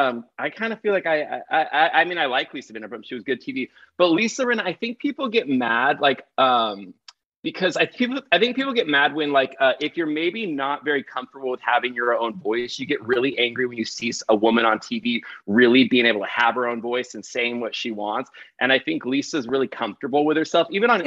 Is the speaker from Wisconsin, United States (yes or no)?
no; Pasadena, California, United States; So he is in Pasadena, where I grew up. So I grew up in Pasadena.